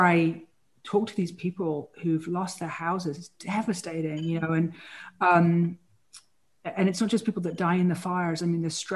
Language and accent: English; England, United Kingdom; moved away as an adult; now in California, United States; as a girl growing up in England